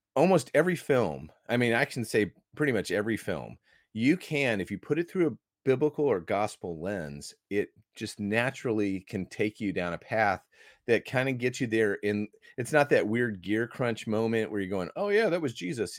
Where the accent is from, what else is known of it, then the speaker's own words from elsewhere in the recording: Iowa, United States; moved away as an adult; now in Australia; I grew up in Iowa